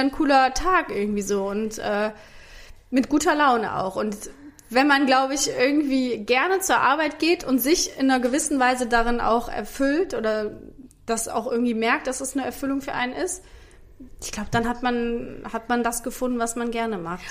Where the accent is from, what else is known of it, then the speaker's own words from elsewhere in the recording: Rhineland, Germany; accent: Rhenish dialect; ich hatte so einen richtigen, oder habe ich immer noch, einen rheinischen Dialekt